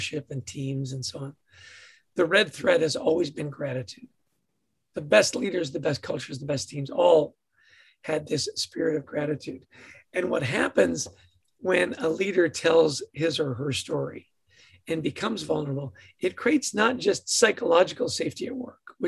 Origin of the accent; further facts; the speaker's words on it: Edmonton, Alberta, Canada; Born in Edmonton, Alberta, to a ridiculously happy family